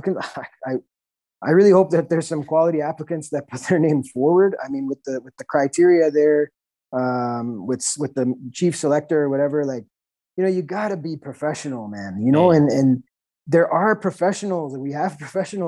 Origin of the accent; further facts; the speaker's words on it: Canada; I'm a Canadian